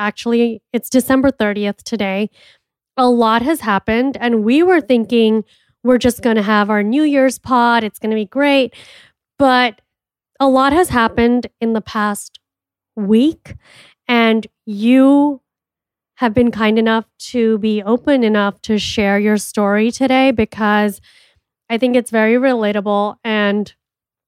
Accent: India; I'm an Indian entrepreneur

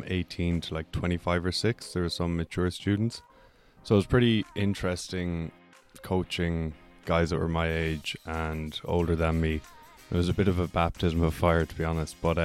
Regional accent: Ireland; growing up in Ireland

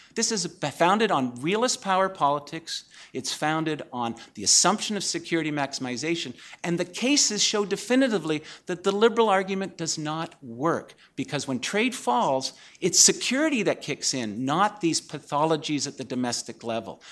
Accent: Canada; now in United States; as a Canadian scholar in the U S

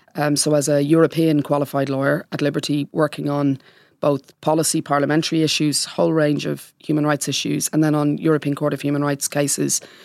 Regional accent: Dublin, Leinster, Ireland; moved away as an adult; now in London, United Kingdom; I grew up in Port Monac in late nineteen seventies and through the nineteen eighties

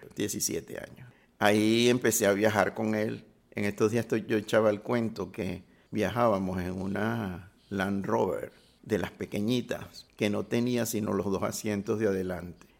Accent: Caracas, Capital District, Venezuela; nací en La Pastora

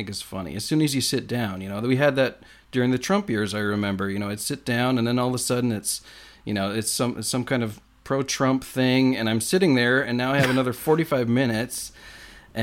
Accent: United States; also born or lived in Seattle area; I'm an American

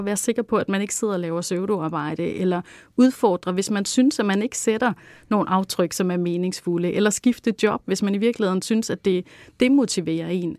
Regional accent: Langeland, Southern Denmark, Denmark; ved at vokse op på Langeland, og hvor jeg voksede op i sådan et sådan lidt øh, hippieagtigt hjem

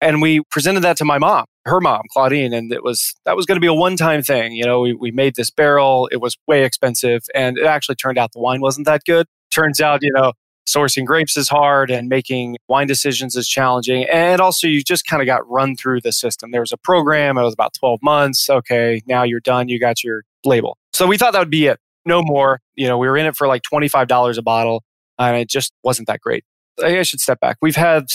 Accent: Midwest, United States; moved away as an adult; I grew up in the Midwest

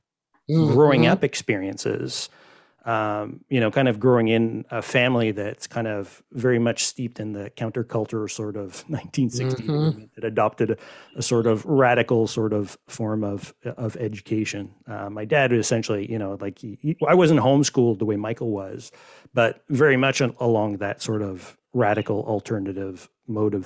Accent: Canada; I'm Canadian

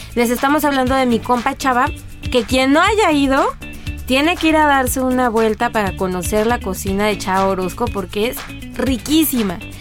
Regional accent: Mexico; somos los mexicanos

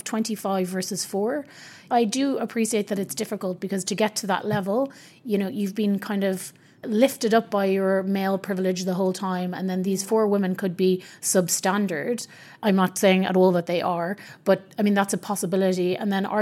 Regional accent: Ireland; I'm Irish

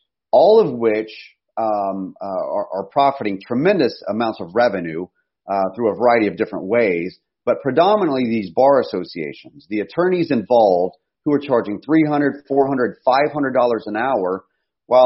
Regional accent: United States; we face as American families

